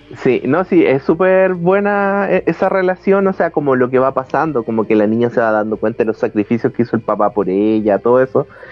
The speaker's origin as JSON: {"language": "Spanish", "town": "Santiago", "region": "Santiago Metropolitan Region", "country": "Chile", "said": "nosotros que somos de la capital, que somos de Santiago"}